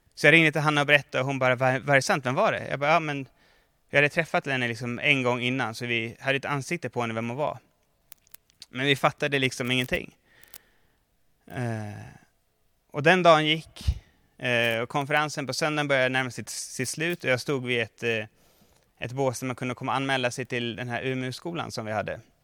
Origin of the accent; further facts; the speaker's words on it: Mora, Dalarna County, Sweden; moved away; jag kommer ihåg när jag spelade innebandy som ung eh, i Mora, där jag kommer ifrån